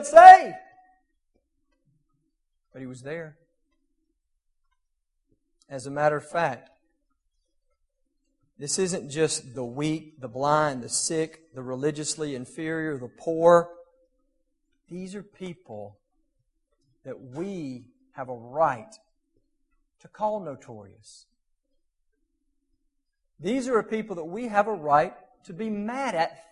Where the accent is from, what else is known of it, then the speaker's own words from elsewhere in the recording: South Mississippi, United States; moved away; also born or lived in Murfreesboro; I grew up in South Mississippi